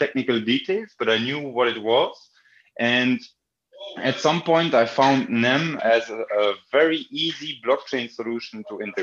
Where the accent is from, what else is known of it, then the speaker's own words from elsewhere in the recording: Belgium; I grew up in Belgium and played football a lot